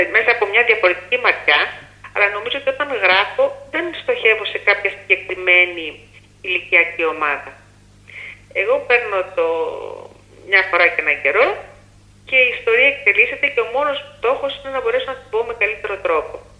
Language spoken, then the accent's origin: Greek; Larissa, Thessaly, Greece; εγώ μεγάλωσα στη Λάρισα